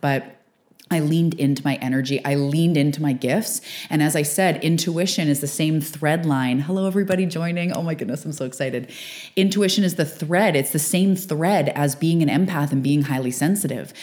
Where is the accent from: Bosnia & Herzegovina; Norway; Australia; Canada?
Canada; also born or lived in west coast of Canada; fellow Canadian